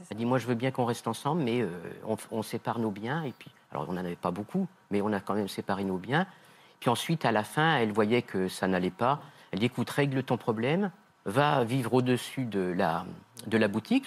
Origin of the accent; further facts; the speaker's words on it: Nièvre, Bourgogne-Franche-Comté, France; comme je suis de la Nièvre